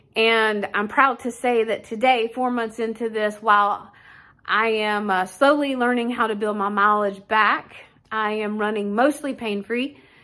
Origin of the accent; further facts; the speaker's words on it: Wichita, Kansas, United States; I'm from Wichita, Kansas.